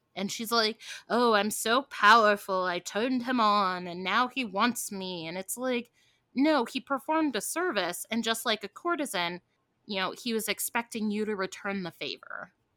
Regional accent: Midwest, United States; I grew up in the Midwest

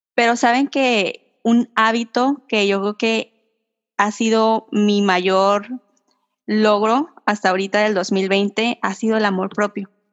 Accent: Mexico; soy la típica mexicana que vive al límite

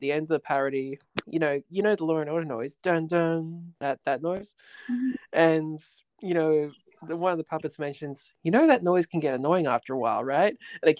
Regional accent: Riverwood, New South Wales, Australia; When I was growing up near Riverwood, you know, they would always have what was it, Domino's across the road, and then they'd have Video Easy

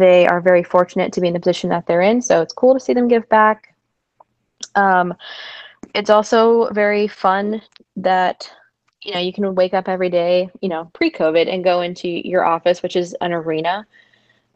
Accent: Tampa, Florida, United States; I was born and raised in Tampa.

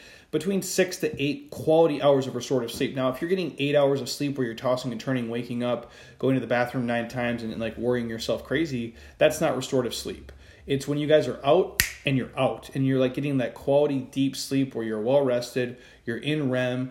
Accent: Midwest, United States; I'm from the Midwest

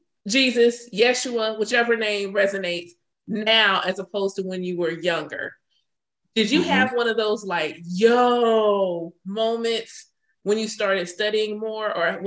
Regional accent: Augusta, Georgia, United States; I was not raised Christian. Even though I'm born and raised in the South here in Augusta, I was raised as an Israelite.

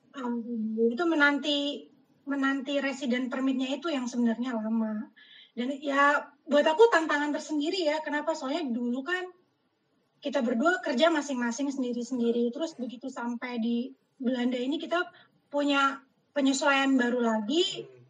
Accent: Indonesia; moved away; sebagai orang Indonesia yang di perkantoran

